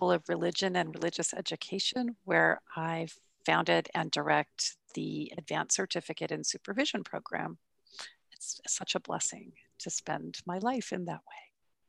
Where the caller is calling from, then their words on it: San Luis Obispo, California, United States; I'm calling in from San Luis Obispo, California.